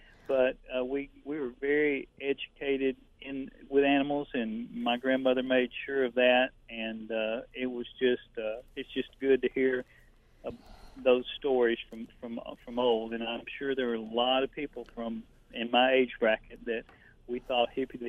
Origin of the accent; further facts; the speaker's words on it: Lufkin, Texas, United States; And growing up in the Lufkin area